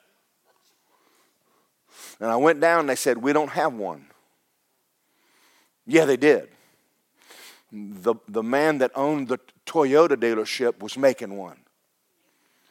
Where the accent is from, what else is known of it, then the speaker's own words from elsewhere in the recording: Kentucky, United States; my mother was poor and my father was poor and we're from Kentucky